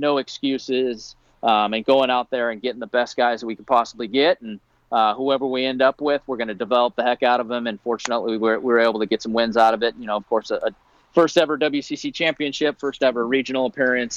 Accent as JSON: {"language": "English", "area": "Bay Area", "region": "California", "country": "United States", "tie": "born or raised there", "said": "I grew up in the Bay Area."}